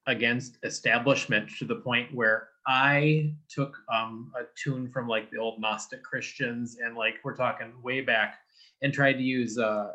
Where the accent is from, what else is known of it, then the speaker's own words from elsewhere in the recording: Western Michigan, United States; I grew up in Western Michigan, very conservative area.